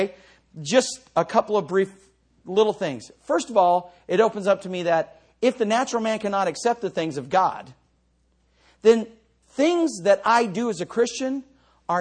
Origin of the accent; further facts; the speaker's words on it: United States; I know I'm an American. I wasn't a person fleeing to America